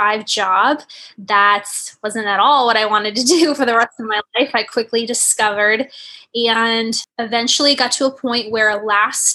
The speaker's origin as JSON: {"language": "English", "region": "Northern Virginia", "country": "United States", "said": "I'm from Northern Virginia, just outside of Washington, D.C."}